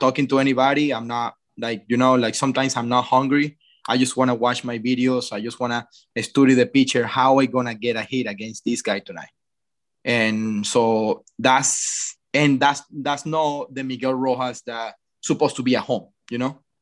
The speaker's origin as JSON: {"language": "English", "country": "Venezuela", "tie": "born or raised there", "moved": "yes", "said": "growing up in Venezuela"}